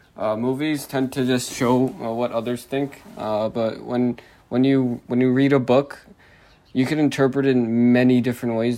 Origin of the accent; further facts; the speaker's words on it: New Jersey, United States; I'm a Jersey boy. I've been living in New Jersey my entire life.